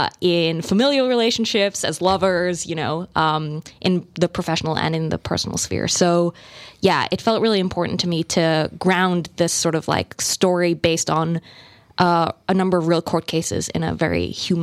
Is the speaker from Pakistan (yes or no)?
no; Melbourne, Victoria, Australia; now in United States; but I spent the bulk of my life in Melbourne and I really, my dad's Australian. I strongly identify as Australian and Thai and now American.